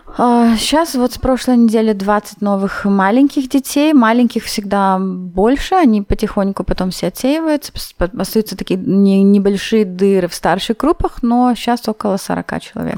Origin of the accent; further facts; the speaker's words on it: Chișinău, Moldova; also born or lived in Vienna, Austria; now in Innsbruck, Austria; мы были из Кишинева, несколько человек, я с, э, одноклассницей